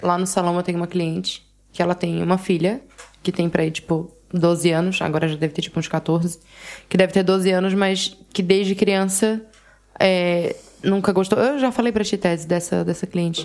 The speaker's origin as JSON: {"language": "Portuguese", "country": "Brazil", "said": "Eu sou brasileira"}